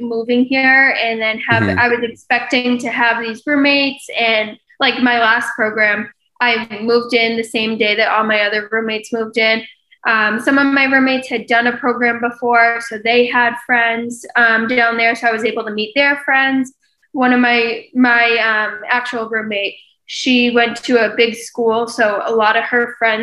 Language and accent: English; Boston, Massachusetts, United States; moved away as an adult; now in Flamingo Crossing, United States; I'm from Boston